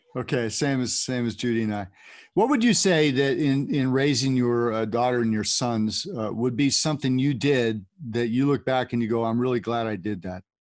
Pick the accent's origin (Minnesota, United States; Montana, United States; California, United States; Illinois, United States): California, United States; I grew up in California